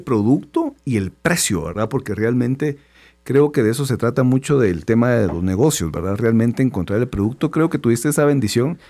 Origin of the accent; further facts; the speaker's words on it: Guatemala; todos como chapines